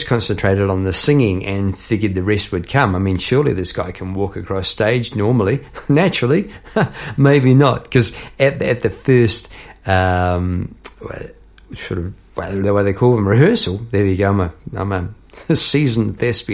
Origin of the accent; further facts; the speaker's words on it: Palmerston North, Manawatū-Whanganui, New Zealand; moved away as an adult; now in Melbourne, Australia; I'm from New Zealand